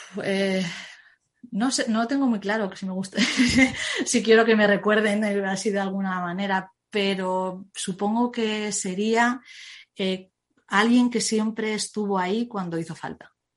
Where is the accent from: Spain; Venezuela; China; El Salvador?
Spain; Zaragoza, Aragon; yo es que soy de Zaragoza